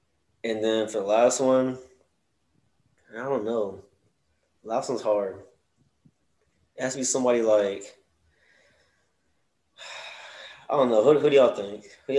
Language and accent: English; College Station, Texas, United States; I'm from College Station.